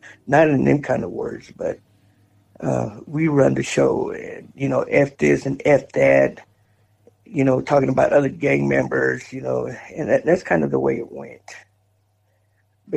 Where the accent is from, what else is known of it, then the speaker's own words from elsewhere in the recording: West Texas, United States; also born or lived in Houston, Texas; I was born and raised in West Texas, somewhere between Amarillo and Odessa.